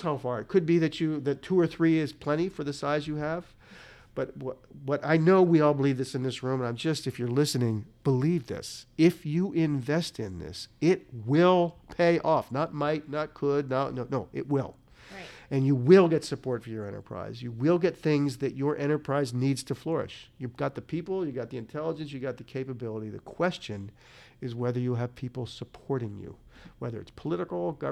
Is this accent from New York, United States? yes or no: no; Northeast Ohio, United States; it's Northern Ohio, where I'm born. I'm like, that's my hometown